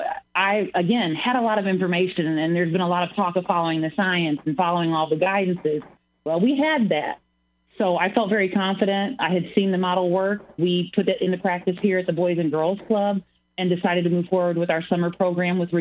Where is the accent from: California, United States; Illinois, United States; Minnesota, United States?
Illinois, United States; Springfield; I was born and raised here in Springfield.